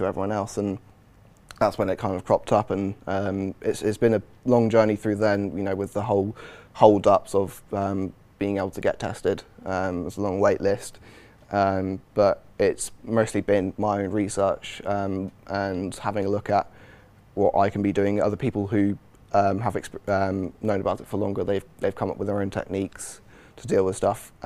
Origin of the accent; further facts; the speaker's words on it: Godalming, South East England, United Kingdom; moved away as an adult; I'm originally from Godalming, so I've moved up quite a long way. And moving at 18